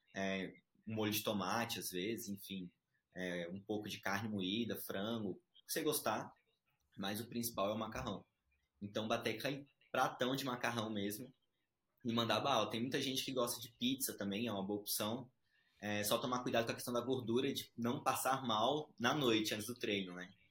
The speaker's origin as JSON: {"language": "Portuguese", "town": "Brasília", "region": "Federal District", "country": "Brazil", "tie": "born or raised there", "also_born_or_lived": "Recife, Pernambuco, Brazil", "said": "sou de Recife, é, nasci lá, vim criança para Brasília, então crescido em Brasília"}